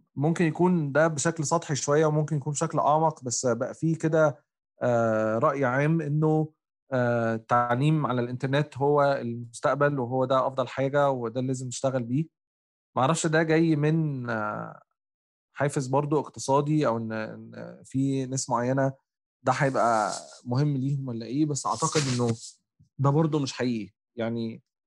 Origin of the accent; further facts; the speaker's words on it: Egypt; انا كمصري افريقي